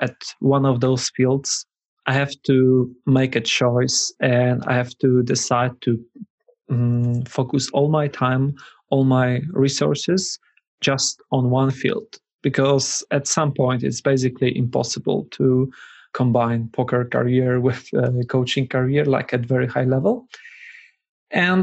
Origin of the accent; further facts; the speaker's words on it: Poland; I'm from Poland.